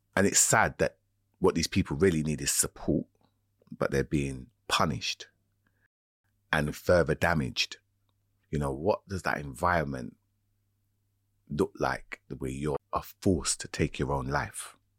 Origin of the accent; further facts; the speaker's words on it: United Kingdom; as a young person growing up in Britain